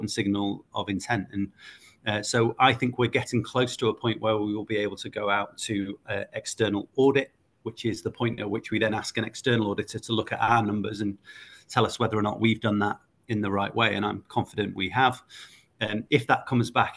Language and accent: English; Yorkshire and the Humber, United Kingdom; I'm from South Yorkshire. I was born here, raised here